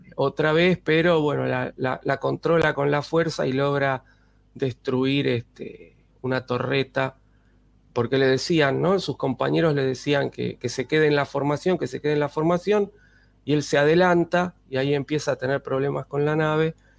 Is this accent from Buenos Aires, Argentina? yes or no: yes; Buenos Aires, Argentina; los que vivimos acá nos dicen porteños